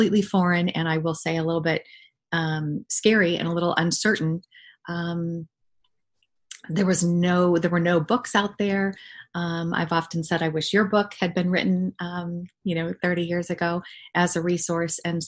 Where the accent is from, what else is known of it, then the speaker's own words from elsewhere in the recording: New England, United States; moved away; I'm from New England originally